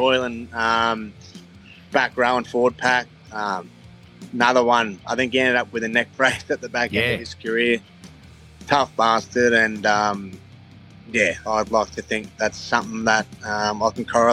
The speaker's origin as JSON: {"language": "English", "town": "Hervey Bay", "region": "Queensland", "country": "Australia", "tie": "born or raised there", "moved": "yes", "said": "I'm from Hervey Bay."}